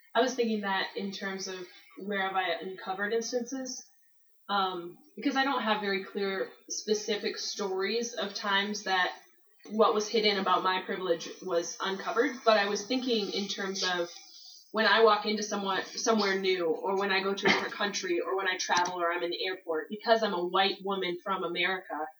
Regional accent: Michigan, United States; now in Denver, United States; I'm from Michigan, and I grew up in a con- moderately conservative evangelical church.

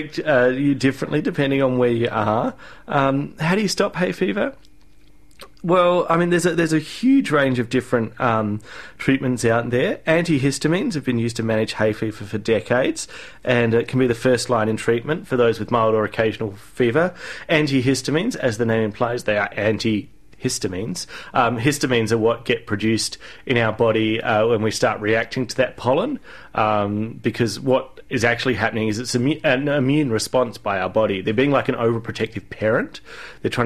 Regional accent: Adelaide, South Australia, Australia; moved away as an adult; now in Canberra, Australia; when I moved to Canberra from Adelaide about 7 years ago

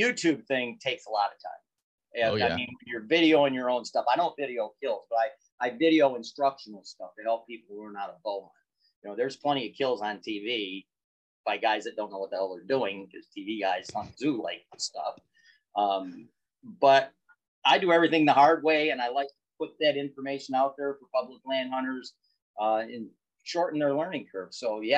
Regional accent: Michigan, United States; I am from Michigan.

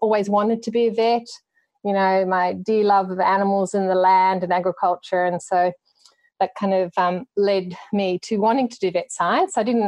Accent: Cowra, New South Wales, Australia; moved away as an adult; also born or lived in Tamworth / United Kingdom; the opportunity was there to come back into practice at Cowra

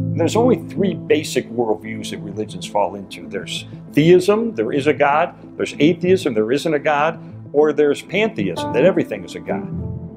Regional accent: Senlis, Hauts-de-France, France; English is a second language; my older sister and I, we were raised in Senlis. It is a, um, French city close to Paris.

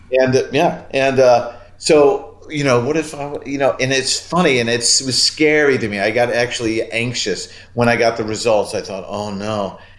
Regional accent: Orland Park, Illinois, United States; I'm in the house that I grew up in right now

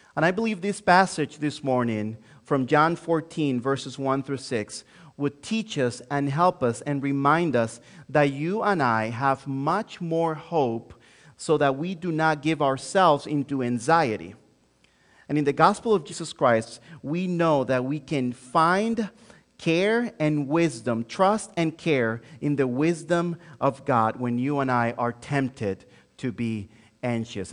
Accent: Santo Domingo, Dominican Republic; first language Spanish; English is a second language; moved away as an adult; also born or lived in Joliet, Illinois; now in United States; born and raised in Santo Domingo, Dominican Republic

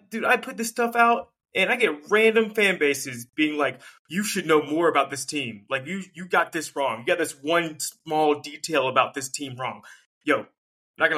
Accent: North Carolina, United States; I grew up in North Carolina

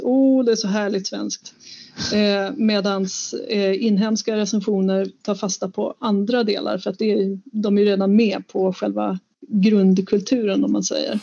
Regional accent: Sweden; Jag kan ju göra det som vit svensk

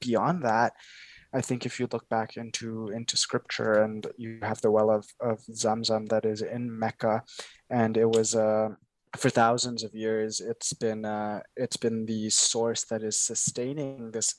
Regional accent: Kenya; now in Canada; I come, I was born in Kenya, and I come from Kenya

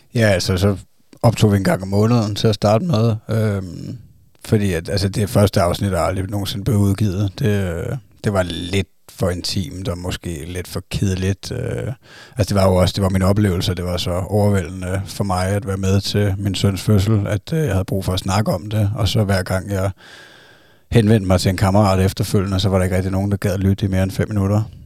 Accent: Zealand, Denmark; vi er fra Sjælland

